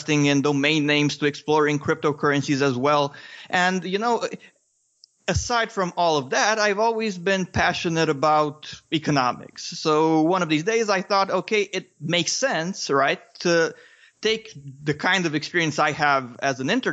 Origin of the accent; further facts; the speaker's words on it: Romania; English is a second language; I'm from Romania. I still live in Romania